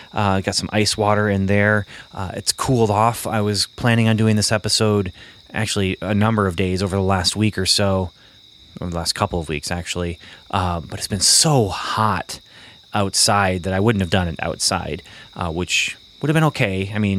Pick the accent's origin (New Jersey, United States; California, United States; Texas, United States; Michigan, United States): Michigan, United States; also born or lived in Ontario, Canada; And I think it has to do with growing up in Ontario and in Michigan and kind of these northern Midwest states